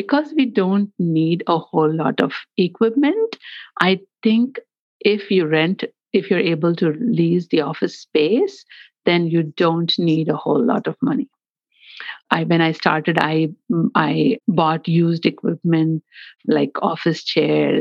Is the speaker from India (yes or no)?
yes; India; moved away as an adult; now in Chicago, United States; I'm originally from India